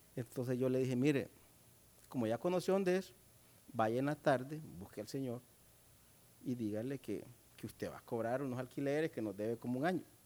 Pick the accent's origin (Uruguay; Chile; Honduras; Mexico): Honduras